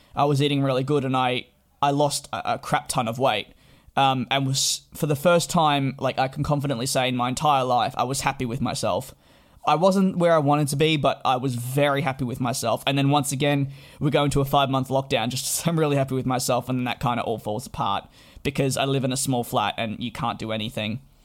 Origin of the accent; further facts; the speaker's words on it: Australia; now in London, United Kingdom; as an Australian